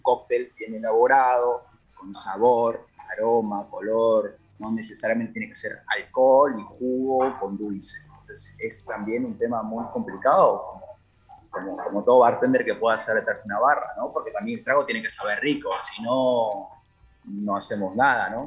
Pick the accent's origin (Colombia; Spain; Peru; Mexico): Peru; now in Argentina; ya que yo soy de allá, yo soy de Perú